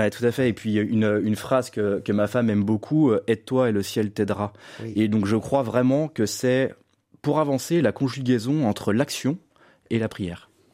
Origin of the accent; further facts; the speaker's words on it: Lyon, Auvergne-Rhône-Alpes, France; je suis né à Lyon, je suis le dernier d'une fratrie de six enfants.